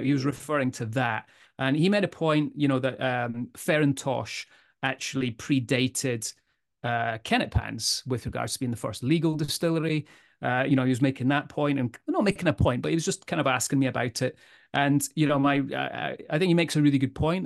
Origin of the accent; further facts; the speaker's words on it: Edinburgh, Scotland, United Kingdom; I'm from Edinburgh